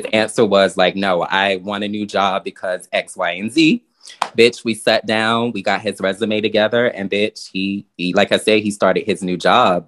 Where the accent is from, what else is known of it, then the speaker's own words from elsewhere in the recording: Virginia, United States; now in New York, United States; I come from Virginia